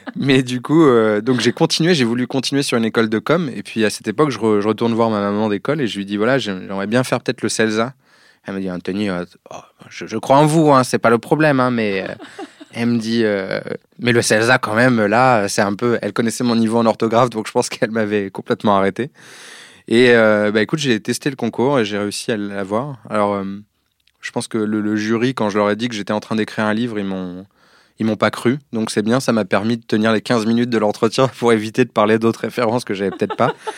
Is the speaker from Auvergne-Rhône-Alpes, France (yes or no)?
no; Évry, Île-de-France, France; j'ai grandi à Évry, et pas Ivry